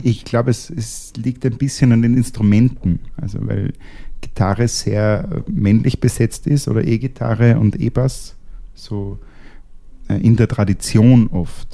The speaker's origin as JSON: {"language": "German", "country": "Austria", "said": "als Österreicher"}